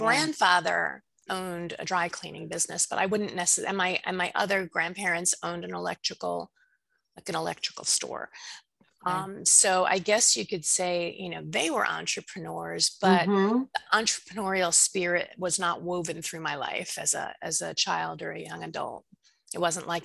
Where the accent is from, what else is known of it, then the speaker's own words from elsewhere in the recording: Plainview, New York, United States; also born or lived in Brooklyn, New York; I grew up in Plainview. I was born in Brooklyn. And we moved to Long Island when I was 3.